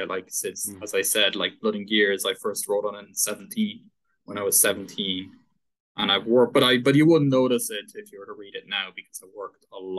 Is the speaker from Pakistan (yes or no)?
no; Paris, Île-de-France, France; born there; also born or lived in Dublin, Ireland; Paris. I was born in Paris, but I have much more links with Dublin and Dunleary.